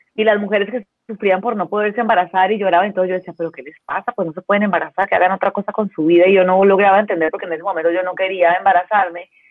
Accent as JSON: {"language": "Spanish", "country": "Colombia", "also_born_or_lived": "Mexico City, Mexico", "moved": "as an adult", "lives_now": "Baja California, Mexico", "said": "yo soy colombiana, eh, pero vivo hace muchos años en México, vivo hace más de 20, no, casi 20 años en México"}